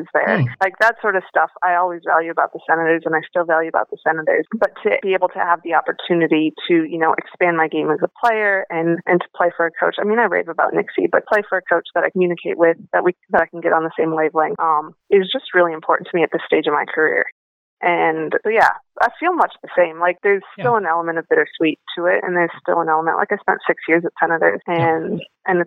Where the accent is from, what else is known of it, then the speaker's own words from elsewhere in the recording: North Dakota, United States; moved away; I grew up in Cullum, North Dakota, which is a town that I think is about 400 people now.